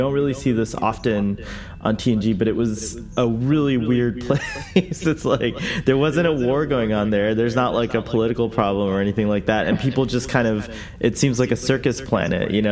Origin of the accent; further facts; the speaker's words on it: United States; here in America